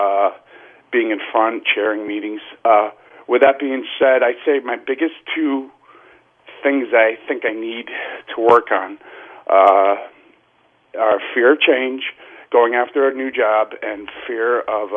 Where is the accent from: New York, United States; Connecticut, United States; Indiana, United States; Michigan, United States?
Connecticut, United States; now in Manhattan, United States; I grew up in Connecticut